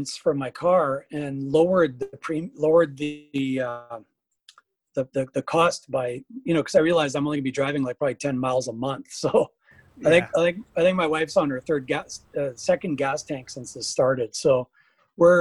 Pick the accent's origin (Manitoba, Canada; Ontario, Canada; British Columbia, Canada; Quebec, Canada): Manitoba, Canada; Pinawa; also born or lived in Winnipeg, Canada; now in Bonny Doon, United States; very, very inspiring little town called Pinawa that I grew up